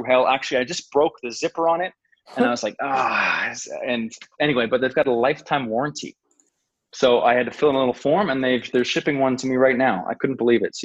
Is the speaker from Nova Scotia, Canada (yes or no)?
no; New Brunswick, Canada; I'm from New Brunswick, which is right above Maine